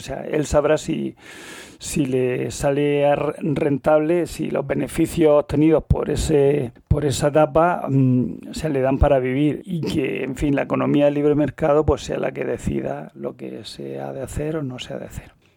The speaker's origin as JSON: {"language": "Spanish", "town": "Almería", "region": "Andalusia", "country": "Spain", "moved": "yes", "lives_now": "Murcia, Spain", "said": "yo soy de Almería"}